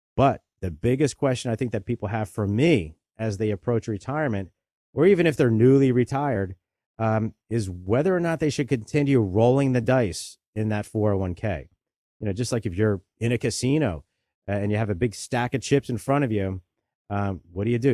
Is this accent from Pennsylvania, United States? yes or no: yes; Delaware County, Pennsylvania, United States; I grew up right here in Delaware County. I've spent my whole life here.